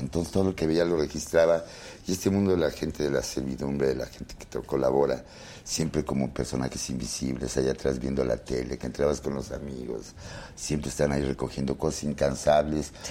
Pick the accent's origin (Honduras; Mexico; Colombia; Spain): Mexico; Puebla; moved away as an adult; now in Mexico City, Mexico; yo soy de Puebla, entonces a mí, cuando yo llegué muy joven a la Ciudad de México